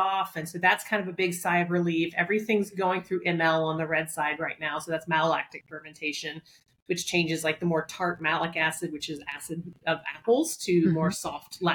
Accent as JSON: {"language": "English", "region": "Southeast", "country": "United States", "tie": "born or raised there", "moved": "yes", "lives_now": "New York, United States", "said": "I grew up in the Southeast"}